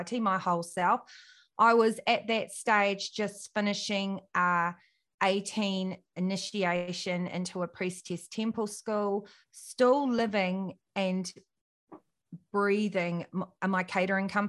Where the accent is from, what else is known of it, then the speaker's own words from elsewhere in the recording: New Zealand; I'm from New Zealand and grew up in a little country town